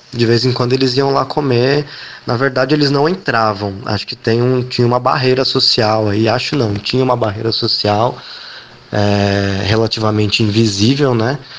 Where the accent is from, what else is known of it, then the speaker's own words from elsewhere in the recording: São Paulo, Brazil; moved away; eu sou de São Paulo, ou eu era de São Paulo, né? É, eu cresci na Zona Oeste, na Vila Madalena